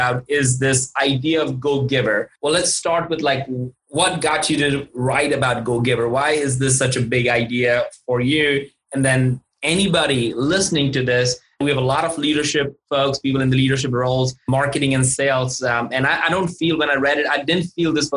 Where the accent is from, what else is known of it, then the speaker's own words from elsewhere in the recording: India; moved away; I grew up in India and I'm used to drinking chai